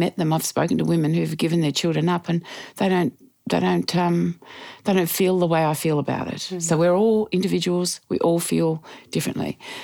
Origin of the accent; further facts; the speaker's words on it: Geelong, Victoria, Australia; also born or lived in Ocean Grove; In Geelong, an Ocean Grove in Victoria. Beautiful. Loved my childhood.